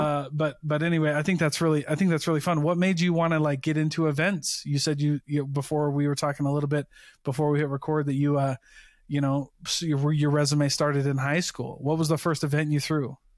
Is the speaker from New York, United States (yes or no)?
no; Iowa, United States; now in Utah, United States; I grew up on the Mississippi River